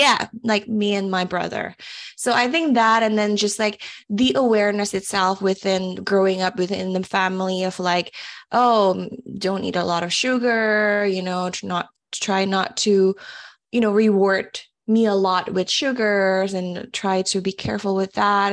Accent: Semarang, Central Java, Indonesia; moved away as an adult; also born or lived in Mississippi, United States; now in United States; I was born actually in Mississippi, but, uh, one year old, I moved back to Indonesia. I grew up in a city called Semarang.

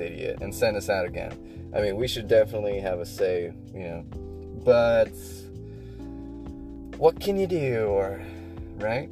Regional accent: United States; as an American

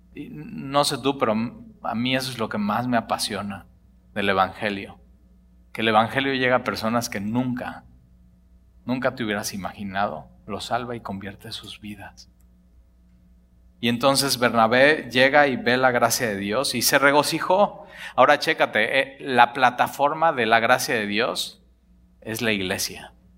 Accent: Mexico; los que somos de México nos llamamos mexicanos

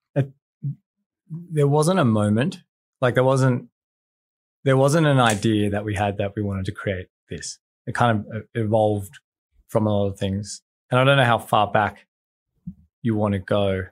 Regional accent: Australia; I'm from Australia

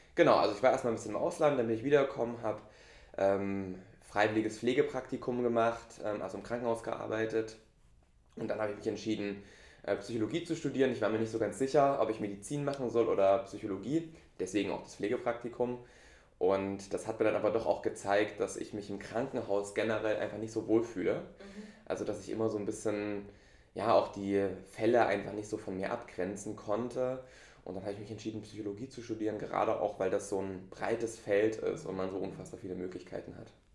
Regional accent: Dresden, Saxony, Germany; moved away as an adult; now in Lübeck, Germany; Ich bin eigentlich Ostdeutscher, also Dresdner, geboren und aufgewachsen in Dresden.

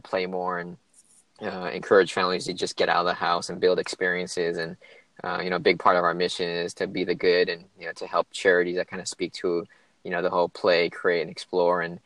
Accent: California, United States; moved away as an adult; also born or lived in San Francisco, United States / Los Angeles, United States / Maryland, United States; I was actually born and raised in California all my life. Grew up all around California from San Francisco down to kind of Los Angeles

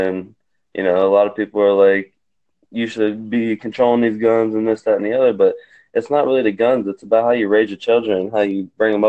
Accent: South Georgia, United States; I'm South Georgia. I'm from South Georgia

